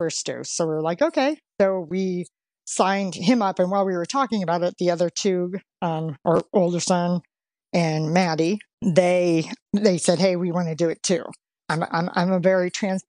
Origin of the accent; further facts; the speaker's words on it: Pennsylvania, United States; now in Cincinnati, United States; We're actually both from Pennsylvania